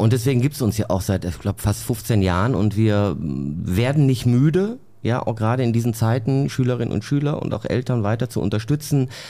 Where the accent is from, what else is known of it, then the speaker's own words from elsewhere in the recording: Bottrop, North Rhine-Westphalia, Germany; ich bin ja in Bottrop aufgewachsen